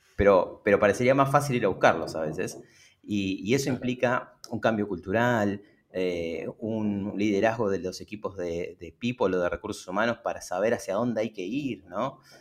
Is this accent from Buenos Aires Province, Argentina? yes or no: yes; Lomas de Zamora, Buenos Aires Province, Argentina; en el fondo de mi casa, en Lomas de Zamora, nací en Lomas de Zamora, en, acá en Buenos Aires, en el conurbano bonaerense